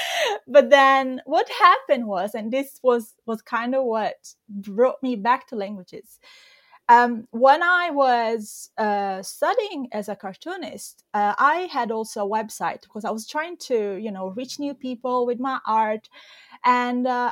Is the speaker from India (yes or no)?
no; Italy; English is a second language; I mainly teach Italian because I'm Italian, I'm from Italy